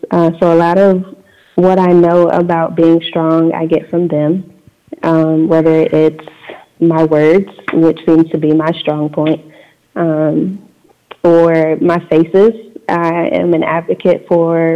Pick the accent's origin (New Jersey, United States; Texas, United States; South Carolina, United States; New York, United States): South Carolina, United States; moved away as an adult; I was born and raised in South Carolina, so in the Bible Belt